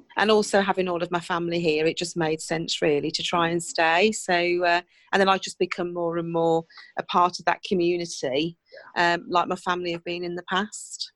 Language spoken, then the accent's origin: English; Cookley, West Midlands, United Kingdom; born and bred in Cookley, never lived anywhere else